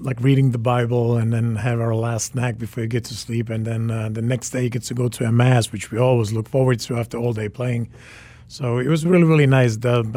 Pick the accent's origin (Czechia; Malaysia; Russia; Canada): Czechia; Prague; also born or lived in Sweden; now in Washington, D.C., United States; I am a Czech native. So I was born in Czech Republic, grew up in Prague, and raised in Sweden.